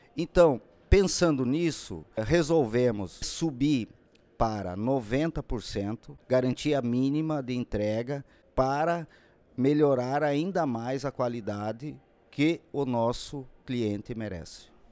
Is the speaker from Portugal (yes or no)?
no; our Center-West, Brazil; nosso centro-oeste